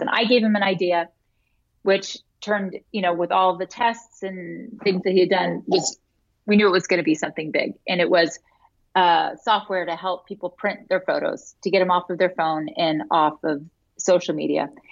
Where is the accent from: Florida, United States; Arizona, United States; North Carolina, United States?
Florida, United States; moved away as an adult; also born or lived in Utah; I grew up in Florida